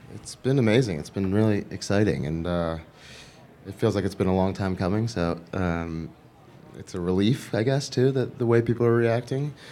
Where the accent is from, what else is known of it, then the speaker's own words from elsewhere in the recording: New York, United States; also born or lived in Los Angeles; I'm from New York